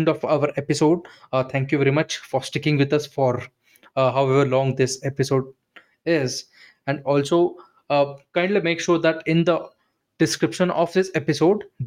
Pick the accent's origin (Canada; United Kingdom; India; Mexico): India; I'm from India. I'm in India